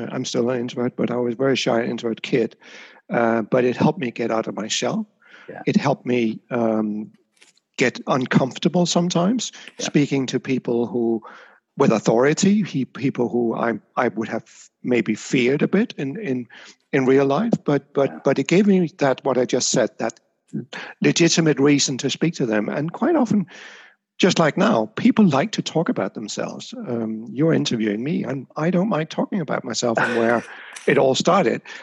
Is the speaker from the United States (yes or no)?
no; Denmark; now in Amsterdam, Netherlands; I grew up in Denmark.